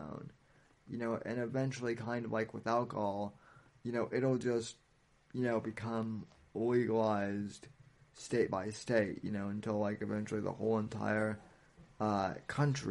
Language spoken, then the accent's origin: English; Colorado, United States; now in Florida, United States; I'm from Colorado originally before I moved to Florida